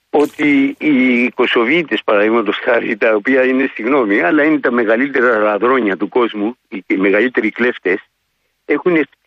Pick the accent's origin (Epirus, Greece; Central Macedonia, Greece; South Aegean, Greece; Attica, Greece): South Aegean, Greece; Rhodes; moved away as an adult; now in Tenerife, Spain; όταν ήμουν μικρό στη Ρόδο.